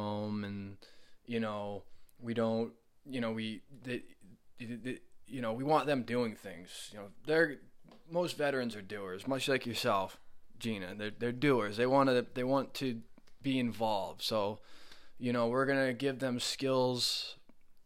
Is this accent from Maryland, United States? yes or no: no; Oakland, Maine, United States; moved away as an adult; I grew up in Oakland, Maine